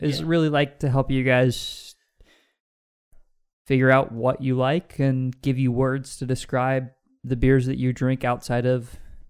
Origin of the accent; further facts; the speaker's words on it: Pacific Northwest, United States; I'm from the West Coast.